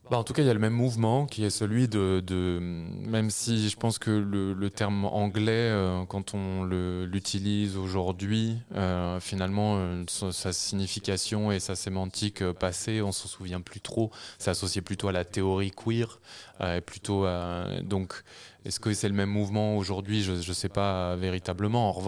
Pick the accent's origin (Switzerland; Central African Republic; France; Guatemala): France; Normandy; Moi, j'ai grandi en Normandie, euh, j'ai fait mes, mes débuts, enfin, quasiment toutes mes études. Euh, à Paris euh, ensuite.